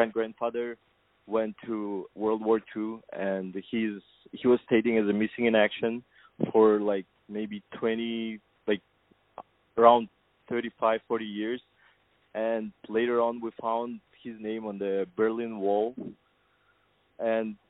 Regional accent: Kazakhstan; moved away as an adult; now in United States; born in Kazakhstan, and I'm originally from Kazakhstan

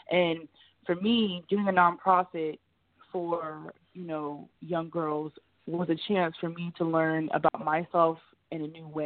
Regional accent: Ohio, United States; because I'm from Ohio, so you know LeBron's from Ohio.

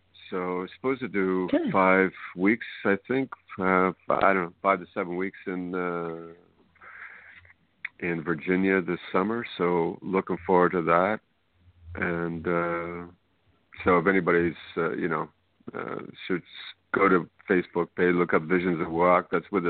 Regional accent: Canada; also born or lived in Boston, United States / California, United States; now in New Brunswick, Canada; Boston originally, yeah. Grew up in Canada, then moved back to the States. Yeah, and I moved from California to New Brunswick back in 95.

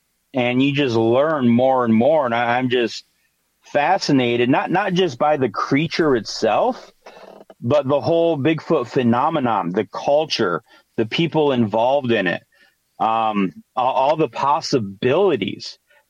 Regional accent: Michigan, United States; also born or lived in Amazon; Growing up in the Amazon, we moved to the Upper Peninsula of Michigan when I was 10, because that's where my dad's from.

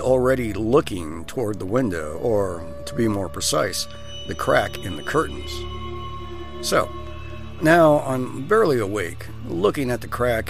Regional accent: Iowa, United States; When I was younger, growing up in the country, I grew up in Iowa, and there was fireflies all over the place

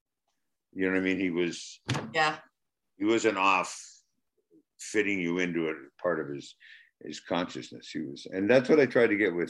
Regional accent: Canada; There's not too much drama or drama that I'm Canadian

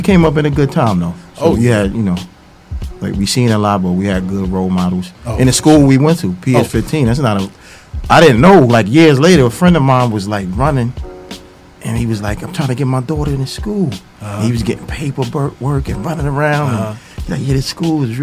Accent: New York City, New York, United States; also born or lived in Brooklyn; I was born in Brooklyn, but Queens raised. I've been here since a baby

